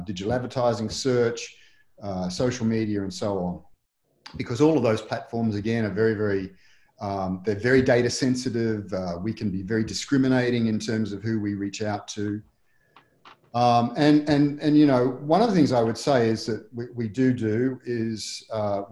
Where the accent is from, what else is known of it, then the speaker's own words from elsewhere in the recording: Australia; I was born in Australia, in a hot part of Australia